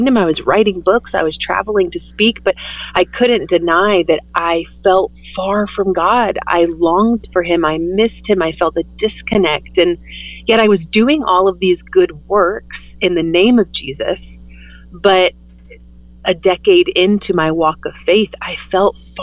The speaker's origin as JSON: {"language": "English", "region": "the Bible Belt", "country": "United States", "tie": "born or raised there", "said": "I grew up in the Bible Belt"}